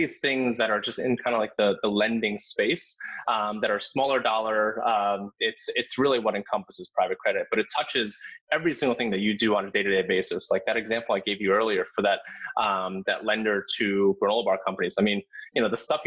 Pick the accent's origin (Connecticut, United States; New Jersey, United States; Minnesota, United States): New Jersey, United States; I grew up in New Jersey, so kind of really close